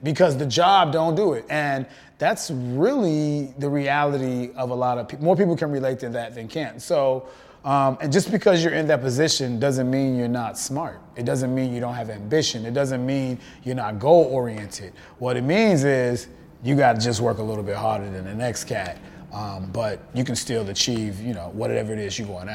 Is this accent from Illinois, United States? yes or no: yes; Chicago, Illinois, United States; I grew up there. I'm from the South Side of Chicago